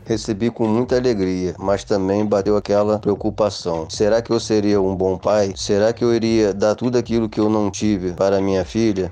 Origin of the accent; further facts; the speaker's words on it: Rio de Janeiro, Brazil; now in Serra, Brazil; sou natural do Rio de Janeiro, mas atualmente moro no Espírito Santo, no município da Serra.